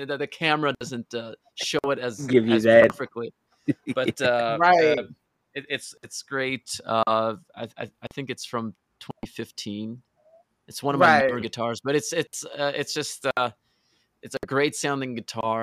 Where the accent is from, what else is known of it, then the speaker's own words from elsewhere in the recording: Norway; I'm from Norway